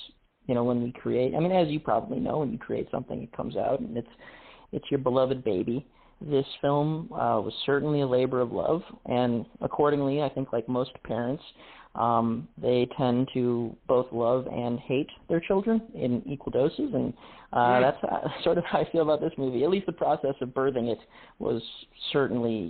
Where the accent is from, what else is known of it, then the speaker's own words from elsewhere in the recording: Midwest, United States; also born or lived in Cleveland; I'm from the Midwest